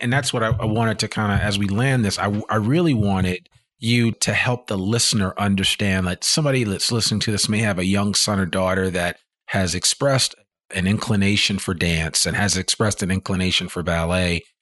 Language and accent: English; New Jersey, United States; moved away; also born or lived in Richmond, Virginia / San Francisco; I was originally born in Richmond, Virginia, but I grew up in New Jersey